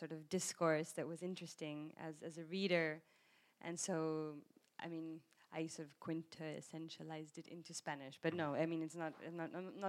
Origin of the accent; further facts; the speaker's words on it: South Africa; I grew up in South Africa with British nuns, so I have this relationship between authority and the British accent